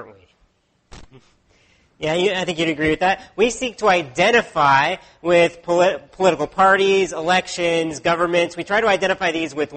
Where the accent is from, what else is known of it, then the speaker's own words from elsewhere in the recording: United States; now in Canada; Growing up in the States, I had to memorize the presidents from Washington to Bush at that time.